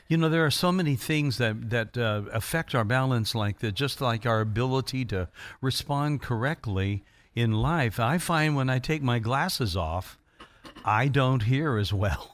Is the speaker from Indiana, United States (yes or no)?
yes; Indiana, United States; I was from Indiana.